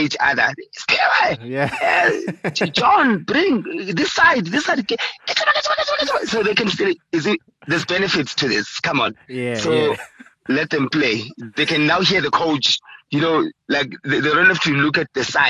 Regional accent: Soweto, Gauteng, South Africa; I'm from Orlando East, so it's just a walk away from my place.

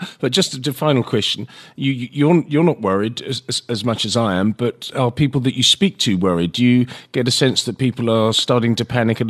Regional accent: South Africa; you and I as South African citizens

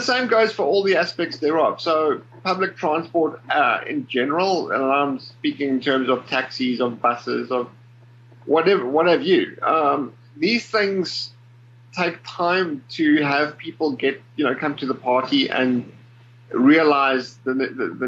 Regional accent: Port Elizabeth, Eastern Cape, South Africa; I was born in Cape Town, grew up in the Eastern Cape in a little town by the name of Port Elizabeth

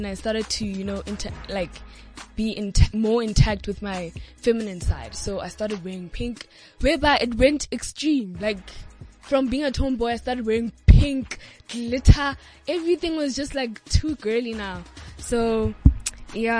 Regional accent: Johannesburg, Gauteng, South Africa; also born or lived in Kagiso / Queenstown, Eastern Cape (ancestry); I was born in Johannesburg, the West Rand, where I started living in Kagiso, and then I moved to Waldo Park. So now I'm still at Waldo Park.

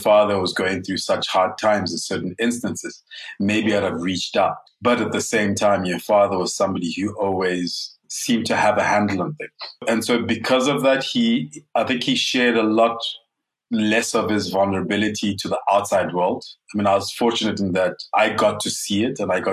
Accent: Lesotho; moved away as an adult; also born or lived in Ghana (ancestry) / Germany (ancestry); now in South Africa; Being an immigrant in Lesotho, I have been considered not Mosotho enough. Having grown up outside of Ghana my whole life

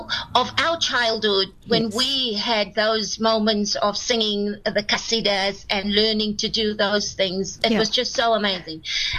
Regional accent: South Africa; And I said, from South Africa.

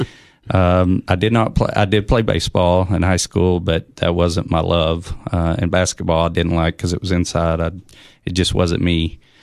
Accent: Oneida, Tennessee, United States; I'm from Oneida, Tennessee

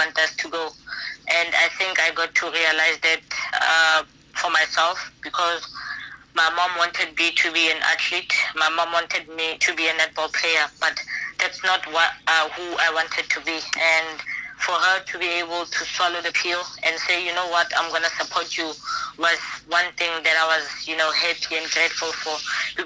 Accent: South Africa; moved away as an adult; now in China; the province where I come from South Africa

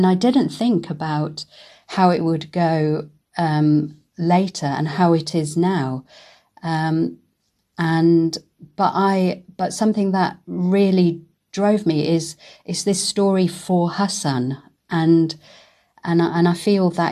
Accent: Manchester, North West England, United Kingdom; moved away as an adult; also born or lived in Karachi, Pakistan / London / Germany; I was born in Karachi and we came to the UK when I was two. I was then brought up in Manchester.

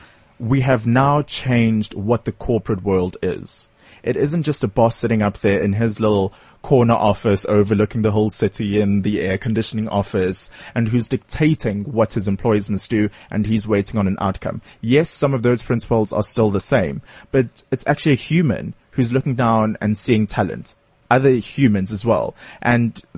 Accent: South Africa; as a South African

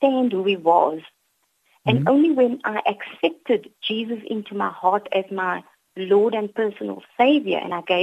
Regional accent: Cape Town, Western Cape, South Africa; also born or lived in Mitchells Plain, Cape Town; I grew up in District 6, and I attended the Holy Cross Primary School.

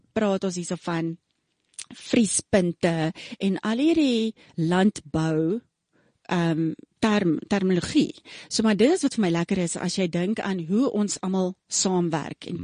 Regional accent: Pretoria, Gauteng, South Africa; also born or lived in Rustenburg / Cleveland, Ohio; ek is gebore in Rustenburg, groot geword in Pretoria

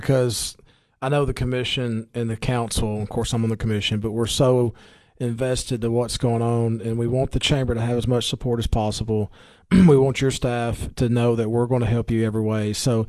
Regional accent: Baxter, Tennessee, United States; I grew up in Baxter.

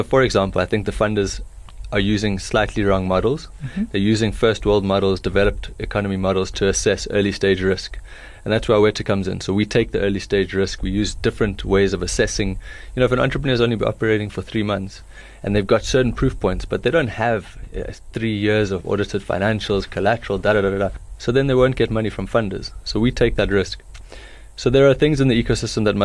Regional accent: Johannesburg, Gauteng, South Africa; moved away as an adult; also born or lived in United States / United Kingdom; I grew up in Joburg and then I went to study abroad.

